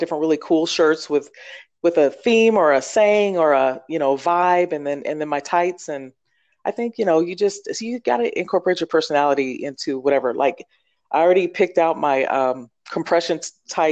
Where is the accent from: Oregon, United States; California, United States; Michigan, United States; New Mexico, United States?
Oregon, United States; I grew up in Oregon.